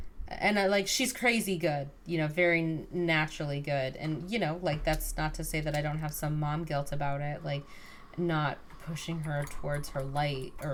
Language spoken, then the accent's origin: English; United States; also born or lived in Westbrook, Connecticut; We're American.